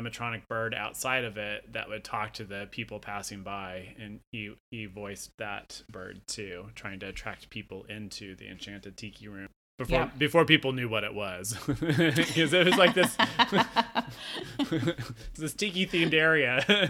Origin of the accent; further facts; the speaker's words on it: Portland, Oregon, United States; my hometown, Portland, Oregon.